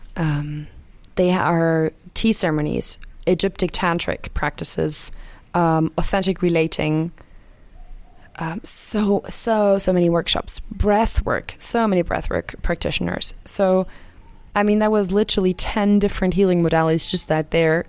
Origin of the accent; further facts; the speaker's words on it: Germany; I'm from Germany